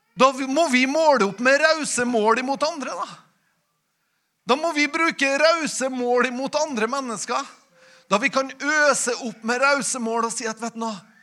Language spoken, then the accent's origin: Norwegian; Nordmøre, Møre og Romsdal, Norway; når vi kommer fra Nordmøre